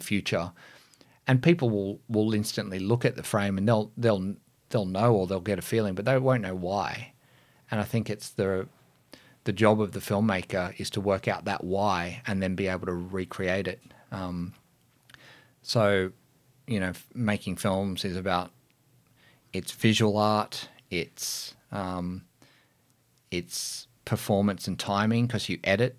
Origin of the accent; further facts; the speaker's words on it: Lithgow, New South Wales, Australia; I grew up in the Blue Mountains. You know, there's wasn't a lot going on in Lithgow at that time.